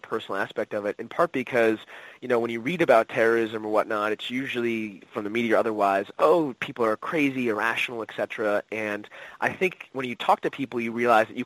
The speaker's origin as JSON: {"language": "English", "country": "United States", "said": "as an American"}